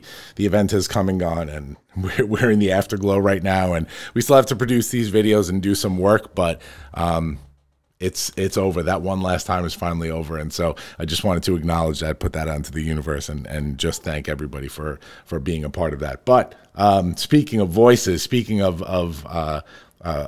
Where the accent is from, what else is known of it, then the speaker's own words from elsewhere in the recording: Farmingdale, United States; my hometown where I grew up.